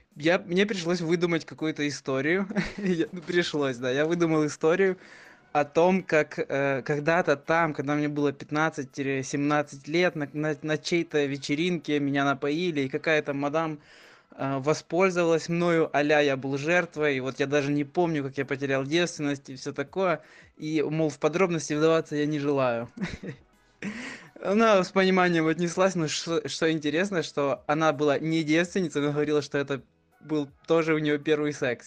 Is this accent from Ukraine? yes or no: yes; Ukraine; я из Украины